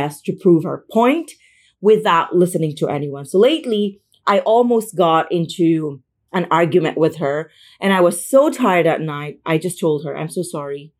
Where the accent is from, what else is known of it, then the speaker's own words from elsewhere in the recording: Philippines; moved away as an adult; now in Madrid, Spain; I am from the Philippines. I just moved to Spain.